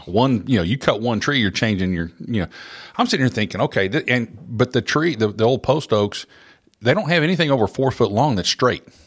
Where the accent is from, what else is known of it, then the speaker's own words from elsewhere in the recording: Oklahoma, United States; moved away as an adult; now in Middle Tennessee, United States; I grew up in Oklahoma and, uh, all over the state